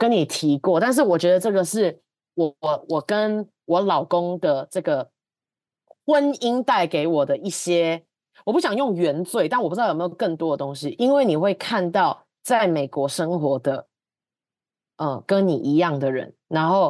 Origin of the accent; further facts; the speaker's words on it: Taiwan; moved away as an adult; now in United States; 我二十五岁的时候，我从台湾来了美国，然后我三十岁的这一年，我我应该就是我我确定我的职我的职业生涯跟我人生三十几岁的时候，应该是会待在北美的